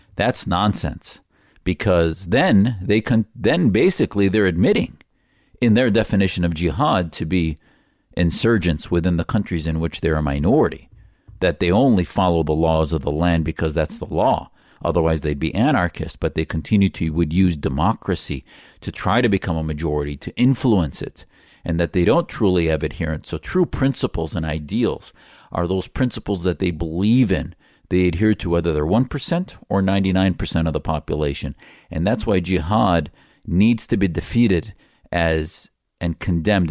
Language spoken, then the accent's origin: English; United States; as an American patriot